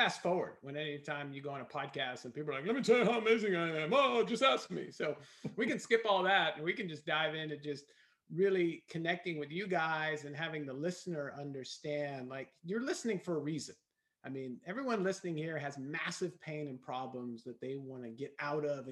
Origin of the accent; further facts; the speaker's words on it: Los Angeles, California, United States; born and raised in Los Angeles